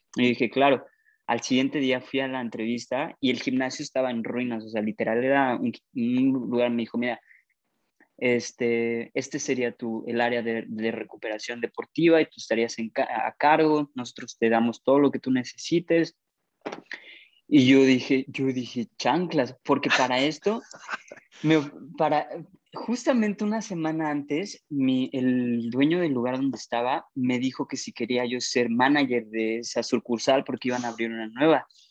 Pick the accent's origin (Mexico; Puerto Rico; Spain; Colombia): Mexico; moved away as an adult; yo aprendí inglés en México y lo he mejorado mucho aquí, pero no es mi, no es mi primer idioma